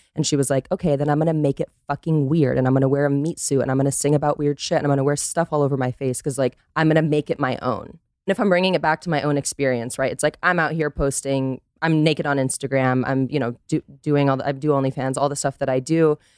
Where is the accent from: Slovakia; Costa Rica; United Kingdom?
Costa Rica; born and raised in Costa Rica, American father, Dutch mother